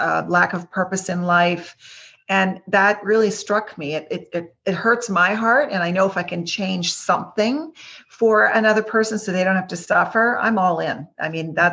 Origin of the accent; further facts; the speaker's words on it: Quebec, Canada; also born or lived in Greater Toronto Area; now in Toronto, Canada; originally from the province of Quebec, but now I'm in the Greater Toronto area.